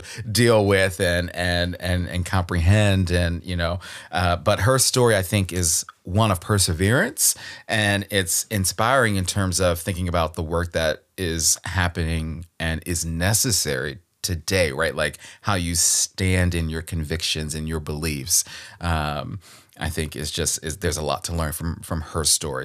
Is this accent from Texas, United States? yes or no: no; Baltimore, Maryland, United States; Born and raised in Baltimore, Maryland, my home